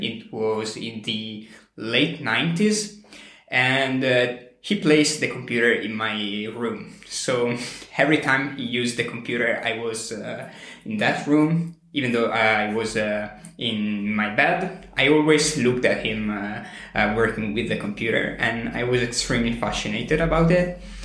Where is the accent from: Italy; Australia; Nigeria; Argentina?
Italy; also born or lived in near Milan; I'm from Italy. I live very, very close to Milan.